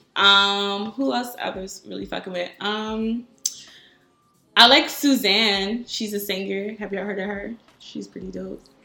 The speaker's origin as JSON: {"language": "English", "town": "Norristown", "region": "Pennsylvania", "country": "United States", "also_born_or_lived": "New York / Philadelphia", "moved": "yes", "said": "I'm from Norristown"}